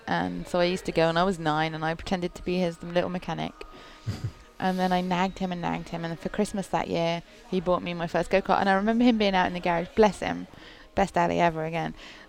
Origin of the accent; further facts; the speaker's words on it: United Kingdom; accent: British; I sound British. So I sound like a mongrel. British. Although every American seems to think I'm from Australia.